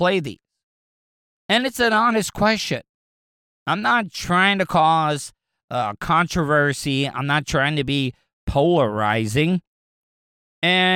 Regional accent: DeLand, Florida, United States; I grew up in DeLand

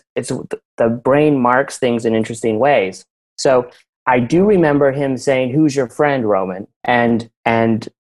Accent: Salt Lake City, Utah, United States; I grew up in Salt Lake City, and it was like a quiet neighborhood.

